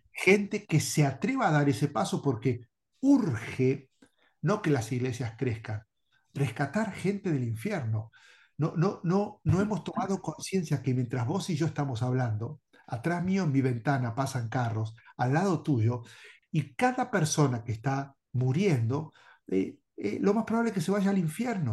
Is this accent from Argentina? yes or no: yes; Bahía Blanca, Buenos Aires Province, Argentina; moved away as an adult; also born or lived in Durango, Mexico; soy argentino y hago los uruguayos y me llevo muy bien, pero soy de Argentina, de la Patagonia, Bahía Blanca. Este, allí pasé toda mi vida